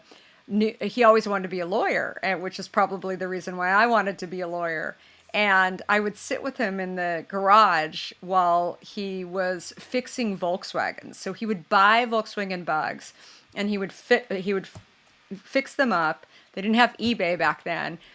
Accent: Scottsdale, Arizona, United States; I grew up in Scottsdale

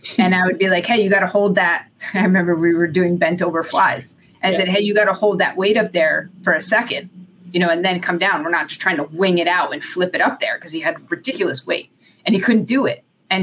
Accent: Connecticut, United States; I grew up in Connecticut

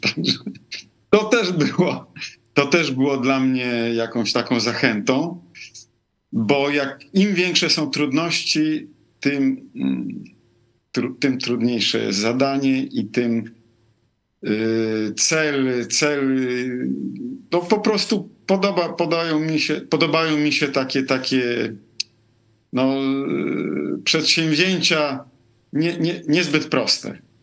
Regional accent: Lviv, Lviv Oblast, Ukraine; now in Rome, Italy; pochodzę z Lwowa. Urodziłem się w Związku Radzieckim

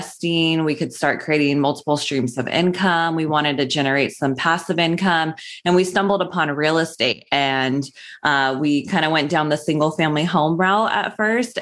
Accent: Sacramento, California, United States; moved away as an adult; now in Los Angeles, United States; I'm from Northern California. I grew up in Sacramento.

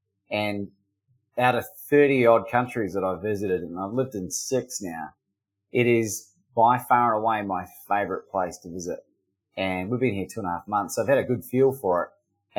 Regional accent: New Zealand; also born or lived in Australia; I grew up in New Zealand and I'm half Australian. So if you're confused by my accent, that's why.

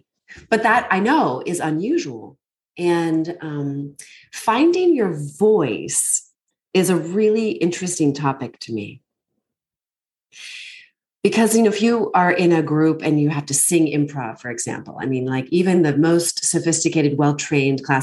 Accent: United States; also born or lived in Northern Virginia / Bethesda, Maryland; I grew up just outside of Washington, D.C.

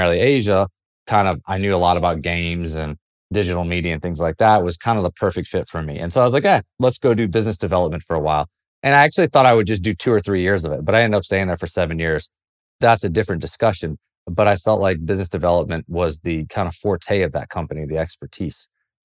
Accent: Greenville, South Carolina, United States; moved away; also born or lived in San Francisco Bay Area; I grew up in South Carolina in Greenville

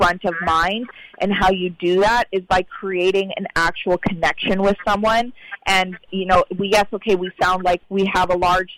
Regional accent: Canada; I'm from Canada

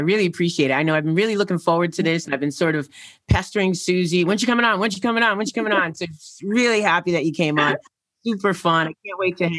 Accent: Connecticut, United States; now in Florida, United States; I'm in, right now I'm in Florida, but I'm from Connecticut

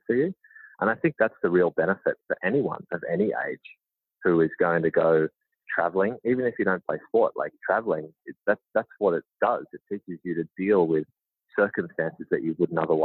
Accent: Melbourne, Victoria, Australia; moved away as an adult; also born or lived in Georgia, United States; now in United States; I'm born and raised in Melbourne, Australia

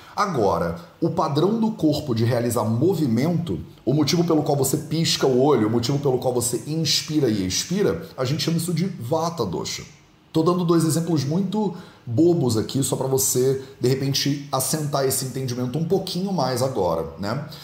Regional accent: Rio de Janeiro, Brazil; also born or lived in Jamnagar, India; now in Guimarães, Portugal; eu sou carioca, eu conheço a água lá

